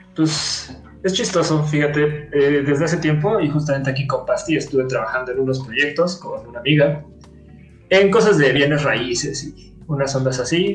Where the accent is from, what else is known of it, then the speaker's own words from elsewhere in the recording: Mexico; soy mexicano